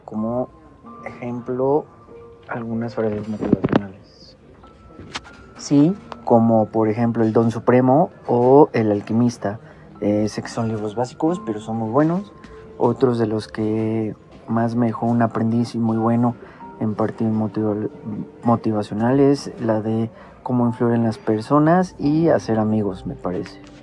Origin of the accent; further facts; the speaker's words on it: Toluca, State of Mexico, Mexico; soy de la ciudad de Toluca